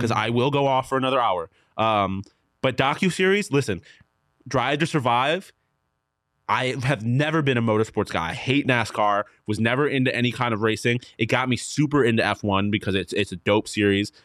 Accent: Buffalo, New York, United States; moved away; I'm from Buffalo, New York

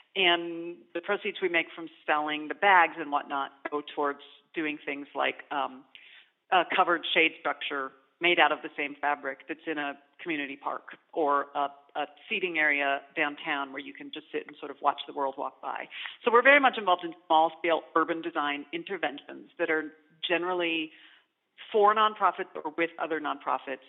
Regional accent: Arizona, United States; now in Indianapolis, United States; I grew up in Arizona

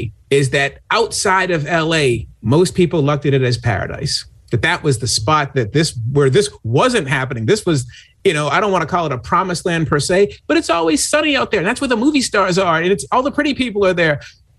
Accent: Boston, Massachusetts, United States; moved away; also born or lived in Philadelphia / San Francisco; I grew up in Boston

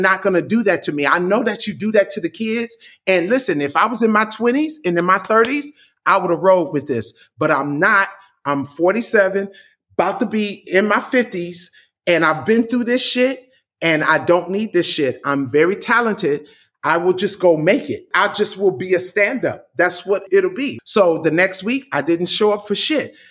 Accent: Compton, California, United States; I'm from Compton

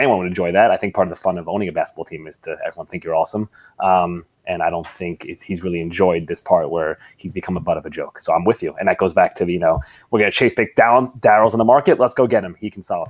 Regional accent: New York, United States; I'm a New Yorker

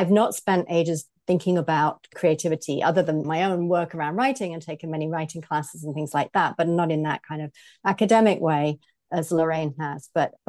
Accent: England, United Kingdom; moved away as an adult; now in United States; I am British, as you can probably hear from my voice. So I grew up in the Midlands of Britain, and I lived there well into adulthood, well in the north of England, and worked there, and then moved to the US about 17 years ago now.

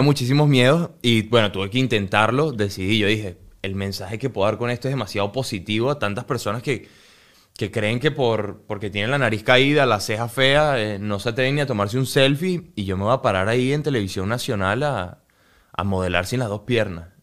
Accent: Venezuela

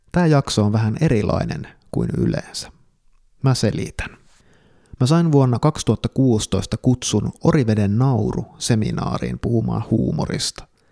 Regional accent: Kuopio, North Savo, Finland; joka olen kasvanut Kuopiossa omakotitalossa

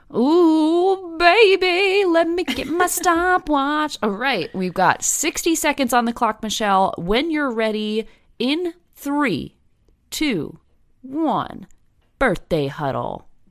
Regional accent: New Jersey, United States; Growing up in New Jersey

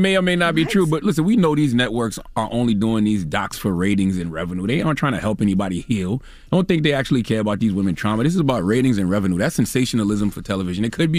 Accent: Moncks Corner, South Carolina, United States; I'm from Monk's Corner, South Carolina. Dropping the clues, bombs from Monk's Corner, all right? In the country, we call it carrying someone else's churn on your taxes, all right?

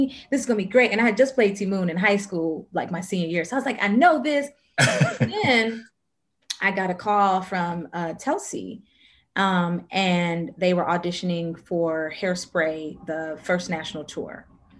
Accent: Nashville, Tennessee, United States; Nashville, Tennessee.

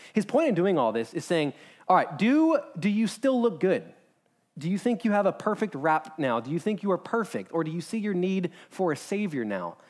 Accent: United States; as an American

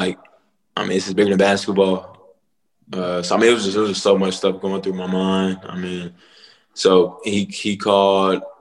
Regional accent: Charlotte, North Carolina, United States; moved away; back in high school, I'm from Charlotte

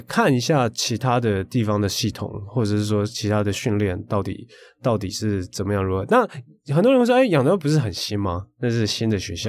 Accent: Tainan, Taiwan; 我是台南人啊

